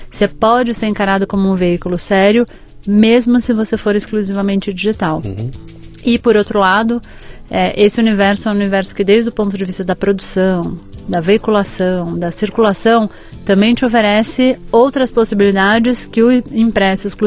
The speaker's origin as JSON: {"language": "Portuguese", "region": "São Paulo", "country": "Brazil", "tie": "born or raised there", "also_born_or_lived": "Lagos, Nigeria", "said": "Eu nasci aqui em São Paulo. Paulista mesmo. É, cresci aqui, enfim, vivi a maior parte da minha vida aqui. Morei um pouco fora do Brasil."}